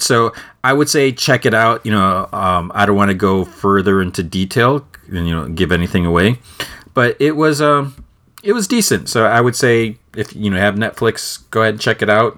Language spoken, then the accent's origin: English; Midwest, United States; I was born and raised in, in the Midwest